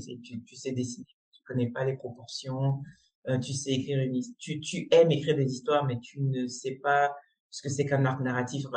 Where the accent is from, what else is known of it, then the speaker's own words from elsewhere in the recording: Cameroon; moved away as an adult; also born or lived in Congo; j'ai grandi, j'ai vécu toute ma scolarité euh, au Cameroun